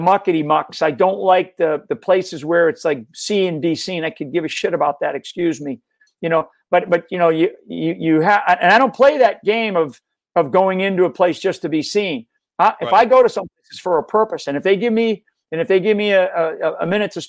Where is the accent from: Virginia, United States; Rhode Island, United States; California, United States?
Rhode Island, United States; I grew up in Rhode Island, stayed around, heavily Democrat